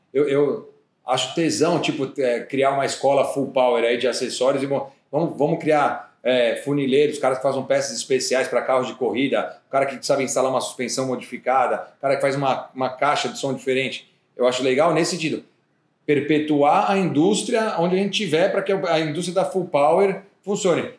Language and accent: Portuguese; Brazil; por ser brasileiro